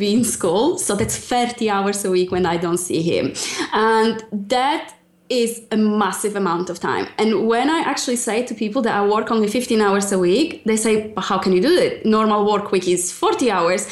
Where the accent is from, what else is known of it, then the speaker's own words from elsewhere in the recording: Poland; English is a second language; moved away as an adult; now in United Kingdom; I'm originally from Poland and I've been close to 10 years in UK now